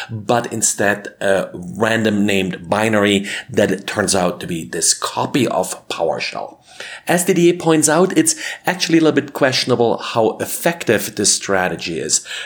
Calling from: Denver, Colorado, United States; today I'm recording from Denver, Colorado.

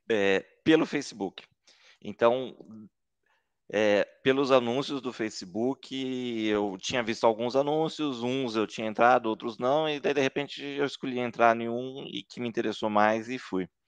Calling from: Taubaté, São Paulo, Brazil; Estou falando de Taubaté, São Paulo

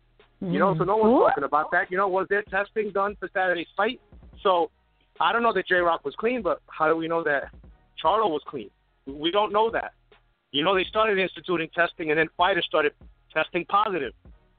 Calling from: New York, United States; What's up, girls? New York, YDK.

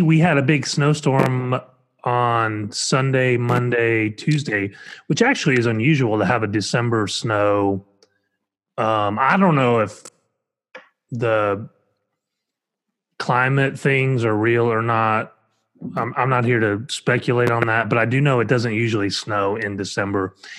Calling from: Oklahoma City, Oklahoma, United States; I am calling in from Oklahoma City as one of the hosts of iHeartPCA.

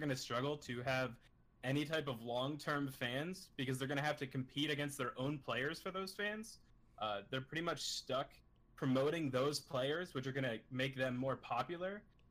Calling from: Staunton, Virginia, United States; I'm calling from Stanton, Virginia.

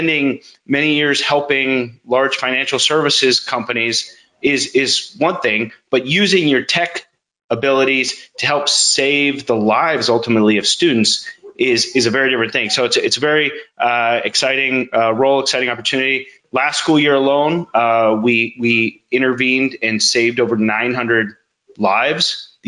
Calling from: Folsom, California, United States; I'm in Northern California, a town called Folsom.

